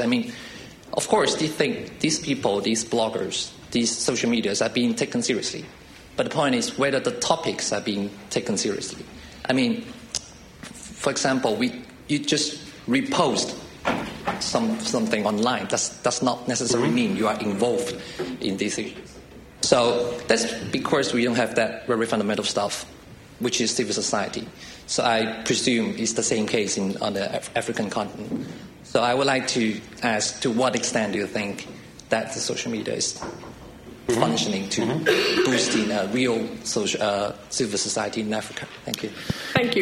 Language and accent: English; China; moved away; I'm from China